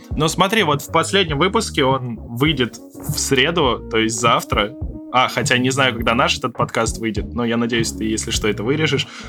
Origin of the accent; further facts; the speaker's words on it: Moscow, Russia; Мы из Москвы